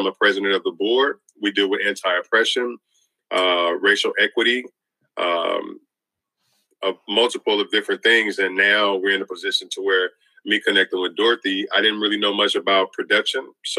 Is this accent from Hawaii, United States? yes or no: no; Louisiana, United States; now in Tacoma, United States; I'm originally from Louisiana. I've been in the city of Tacoma, which is Washington State in America. I've been here since 1995.